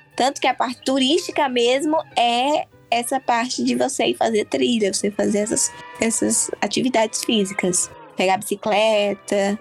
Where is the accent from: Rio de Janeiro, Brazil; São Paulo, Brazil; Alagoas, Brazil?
Alagoas, Brazil; eu sou alagoana